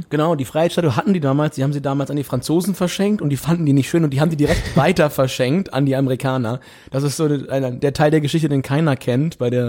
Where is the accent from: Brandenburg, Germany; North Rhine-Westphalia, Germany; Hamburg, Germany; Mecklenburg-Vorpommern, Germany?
Hamburg, Germany; Und das muss ich mich als Hamburger mal so ein Stück aus dem